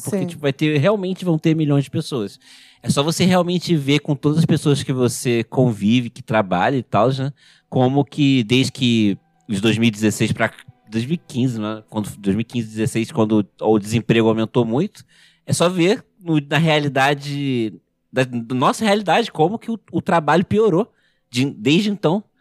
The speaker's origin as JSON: {"language": "Portuguese", "region": "Rio de Janeiro", "country": "Brazil", "said": "Eu sou do Rio"}